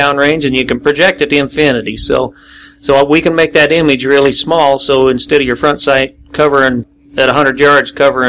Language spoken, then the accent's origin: English; Blackfoot, Idaho, United States; Okay, we're from Blackfoot, Idaho, all of us that are owners and everybody that helps out in this.